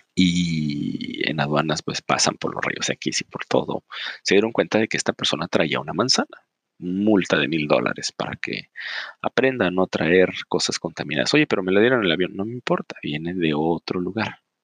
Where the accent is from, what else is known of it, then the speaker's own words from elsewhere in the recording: Mexico; nosotros como mexicanos